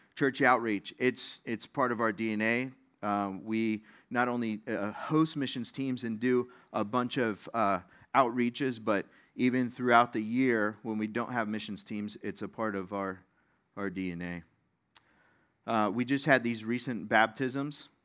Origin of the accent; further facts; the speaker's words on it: Las Vegas, Nevada, United States; moved away; I grew up in Las Vegas